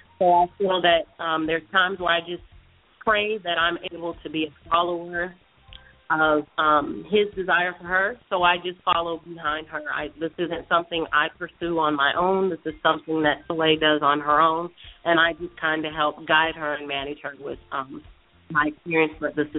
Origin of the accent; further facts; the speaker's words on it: San Jose, California, United States; now in Sacramento, United States; We are originally from San Jose, California.